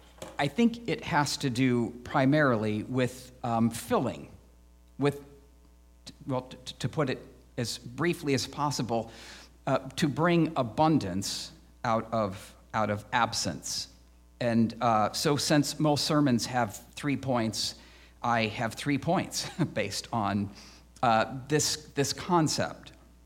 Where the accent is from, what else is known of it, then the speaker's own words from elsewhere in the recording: Midwest, United States; I grew up in the Midwest, so I actually don't mind the seasons.